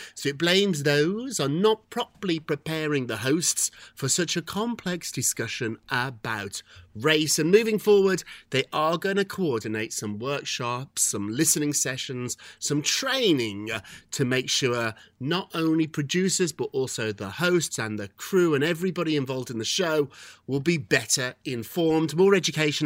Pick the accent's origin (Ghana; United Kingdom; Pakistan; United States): United Kingdom; As a Brit